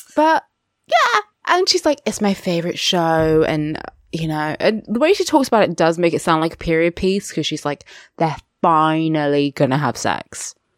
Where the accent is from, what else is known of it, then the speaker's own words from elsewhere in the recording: United Kingdom; I am a British uh, mixed race person with a black dad and a white mother